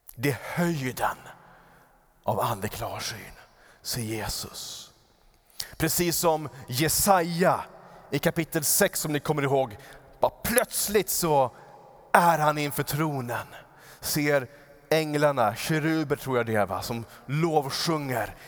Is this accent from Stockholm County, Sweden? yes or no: yes; Upplands Väsby, Stockholm County, Sweden; där jag växte upp, så eh, utanför vårt fönster så var det en ganska stor äng i Upplands Väsby.